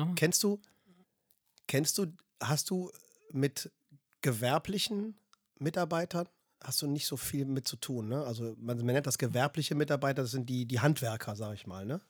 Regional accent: Germany; als Deutscher

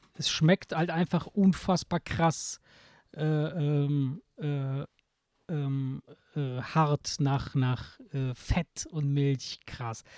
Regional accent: Italy; now in Germany; bei uns in Italien

